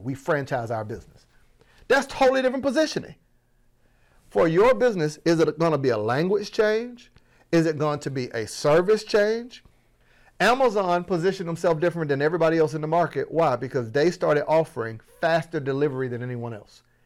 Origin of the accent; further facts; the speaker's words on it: Florida, United States; I'm from Florida, that was my accent